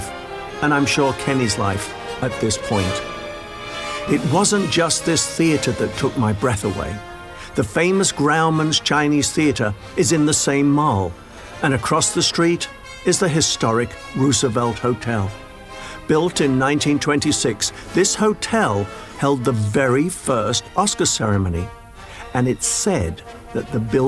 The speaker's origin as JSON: {"language": "English", "area": "Lancashire", "region": "North West England", "country": "United Kingdom", "tie": "born or raised there", "moved": "yes", "said": "I was born in Lancashire."}